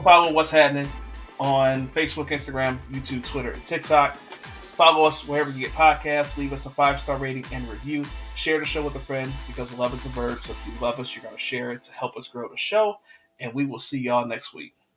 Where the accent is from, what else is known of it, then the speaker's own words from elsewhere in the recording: Detroit, Michigan, United States; moved away; I grew up in Detroit. I grew up with Great White Castle